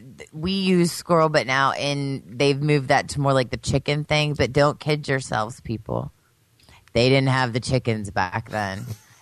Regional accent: Pennsylvania, United States; Growing up in Pennsylvania

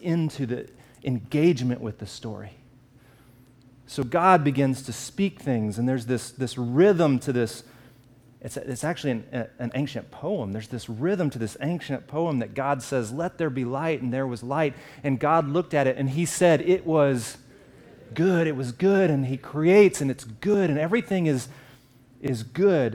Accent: the South, United States; I'm from the South, and so in where I live

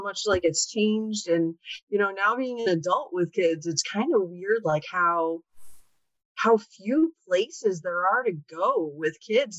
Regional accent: Chicago, Illinois, United States; I live in Chicago. I've actually lived in Chicago area my entire life. Right now, I'm a mom of three.

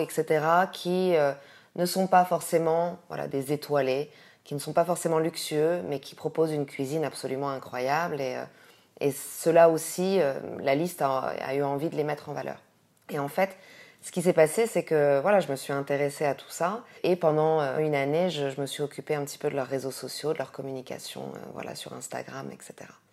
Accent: France; also born or lived in Morocco; now in Casablanca, Morocco; je suis française avec un, visage plutôt asiatique

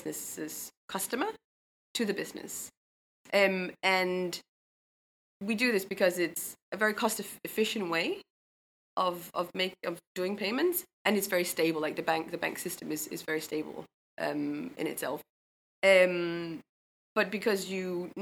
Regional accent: Denmark; moved away as an adult; also born or lived in Los Angeles, United States; now in London, United Kingdom; I'm from Denmark originally, but moved down to London after the MBA

